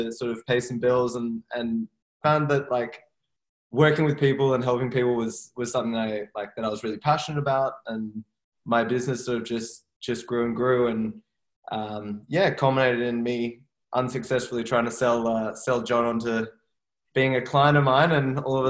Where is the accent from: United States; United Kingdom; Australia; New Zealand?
Australia; Sydney, New South Wales; Growing up in Sydney, my whole life, I have not lived in Paris.